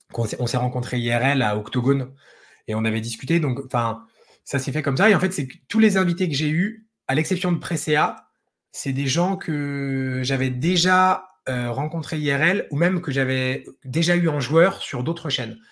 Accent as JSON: {"language": "French", "town": "Dijon", "region": "Bourgogne-Franche-Comté", "country": "France", "said": "Moi, je suis de Dijon"}